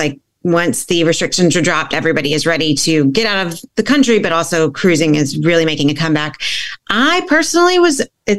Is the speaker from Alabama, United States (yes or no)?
yes; Alabama, United States; moved away as an adult; now in Long Island, United States; I am originally from Alabama, where Classic Travel Connection is located, but I have now been on Long Island in New York for the past 4.5 years almost.